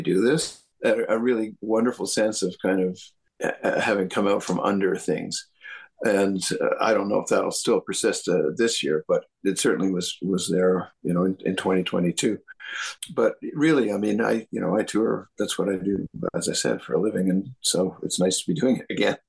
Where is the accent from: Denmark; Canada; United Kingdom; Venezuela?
Canada